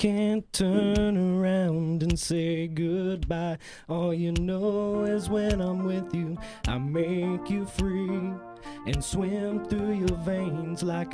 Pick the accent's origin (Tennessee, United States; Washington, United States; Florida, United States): Florida, United States; New Port Richey; I'm from Newport Richey